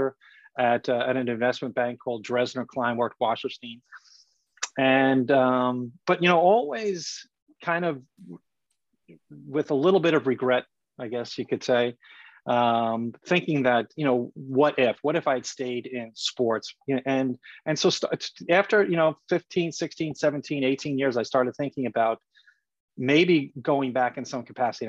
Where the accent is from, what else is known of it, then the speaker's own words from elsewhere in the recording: New York City, New York, United States; Native Brooklynite, grew up in Brooklyn, New York